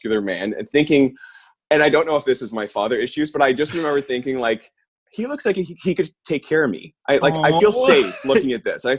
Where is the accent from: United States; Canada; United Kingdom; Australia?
Canada; Orangeville, Ontario; I grew up in a town called Orangeville, which is like an hour outside of Toronto